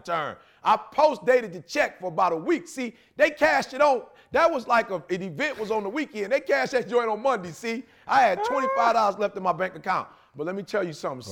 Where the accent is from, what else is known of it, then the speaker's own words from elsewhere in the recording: Detroit, Michigan, United States; I'm from Detroit